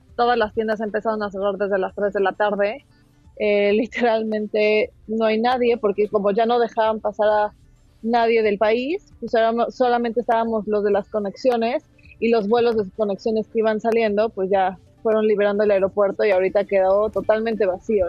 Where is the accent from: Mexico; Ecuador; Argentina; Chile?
Mexico; somos como 12 mexicanos